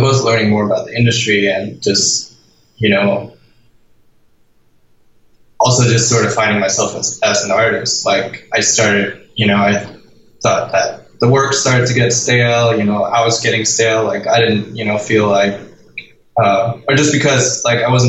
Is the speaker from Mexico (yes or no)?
no; Denmark; moved away as an adult; I'm from Denmark, and in Denmark you get money from the government to study